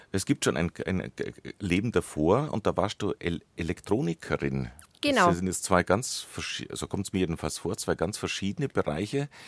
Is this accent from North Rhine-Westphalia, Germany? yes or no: no; Bavaria, Germany; Sie kommt auch aus dem Allgäu wie ich, gebürtig aus Leupolz bei Kempten.